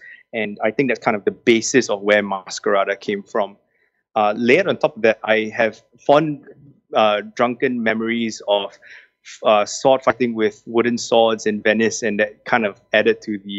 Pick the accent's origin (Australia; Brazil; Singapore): Singapore; I am Singaporean through and through, born and bred, very proudly so.